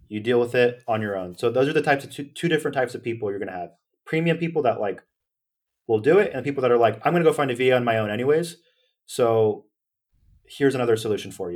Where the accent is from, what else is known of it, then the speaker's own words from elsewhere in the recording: Sacramento, California, United States; I'm from Sacramento